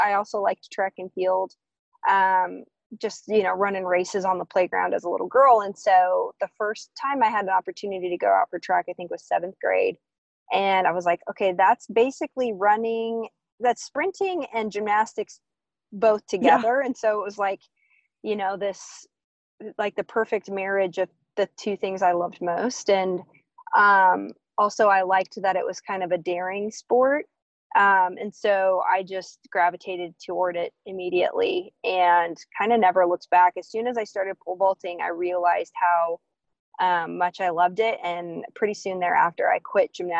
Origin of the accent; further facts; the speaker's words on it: Jefferson City, Missouri, United States; I was raised in Jefferson City, Missouri, which is about 2 hours away from where I am now.